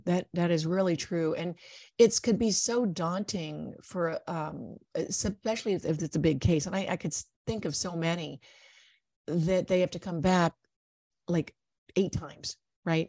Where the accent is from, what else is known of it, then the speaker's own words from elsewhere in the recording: Ohio, United States; I grew up in Ohio